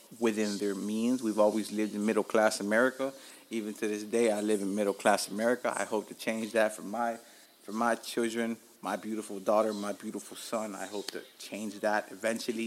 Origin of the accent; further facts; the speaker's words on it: Hialeah, Florida, United States; also born or lived in Allapattah, Miami; I'm from Alapata, I'm from Hialeah, I'm from Dade County.